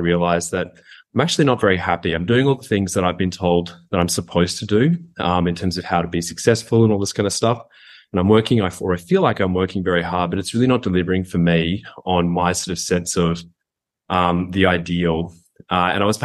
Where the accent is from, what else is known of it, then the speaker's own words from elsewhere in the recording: Goondiwindi, Queensland, Australia; also born or lived in Brisbane; I grew up in Queensland, and so that was kind of my formative experience, was the Great Sunshine State.